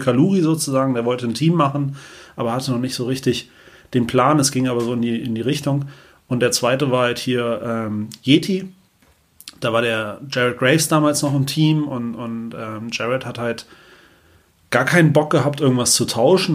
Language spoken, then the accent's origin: German; Oberbergischer Kreis, near Gummersbach, North Rhine-Westphalia, Germany; ich komme ja aus dem Oberbergischen Kreis hier bei Gummersbach